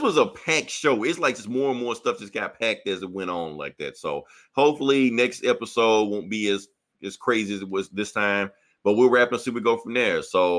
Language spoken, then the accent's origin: English; Mississippi, United States; I'm from Mississippi.